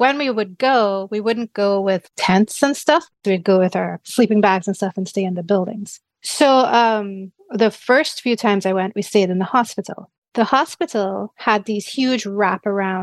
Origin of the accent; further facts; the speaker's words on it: Trinidad & Tobago; I grew up in Trinidad.